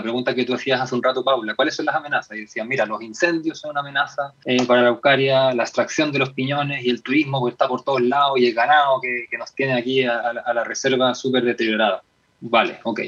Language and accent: Spanish; Chile; como chilenos y chilenas